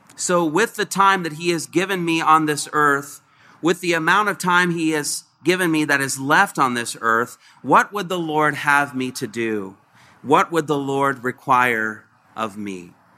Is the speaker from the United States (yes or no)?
yes; Covington, Indiana, United States; I grew up in Covington, Indiana